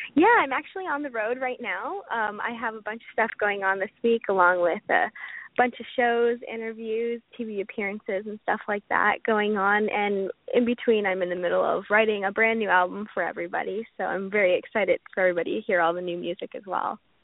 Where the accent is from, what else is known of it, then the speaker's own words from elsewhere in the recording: Canada; I'm a Canadian country singer. I'm from Canada, obviously